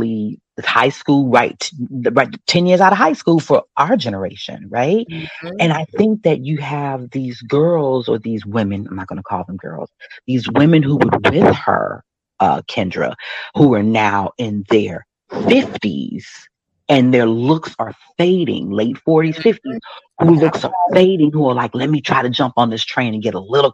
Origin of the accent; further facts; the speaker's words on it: Chicago, Illinois, United States; I'm from Chicago